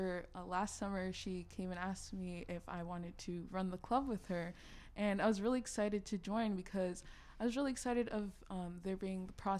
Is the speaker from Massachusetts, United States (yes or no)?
yes; North Andover, Massachusetts, United States; also born or lived in Peabody, Massachusetts; I moved here when I was 3, and I've been here ever since.